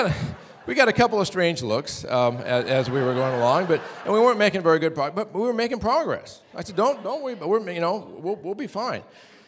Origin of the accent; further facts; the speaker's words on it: Valdez, Alaska, United States; also born or lived in Fairbanks, Alaska; I was born in Fairbanks. I lived in Valdez for 30 years.